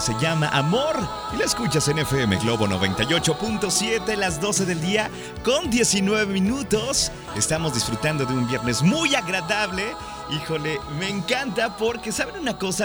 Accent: Guadalajara, Jalisco, Mexico; ya estamos en las calles de Guadalajara y como buenos tapatíos venimos a hacer ejercicio

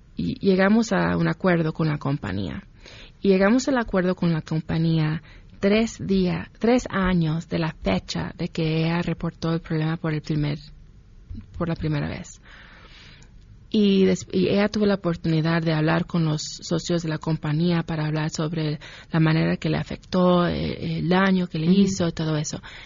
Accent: Ohio, United States; also born or lived in Mexico City, Mexico; now in Mexico; campesinos y campesinas en mi pueblo, en Ohio

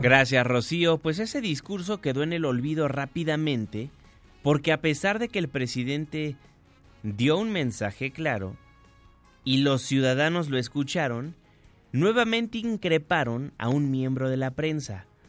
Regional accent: Mexico; todos somos mexicanos

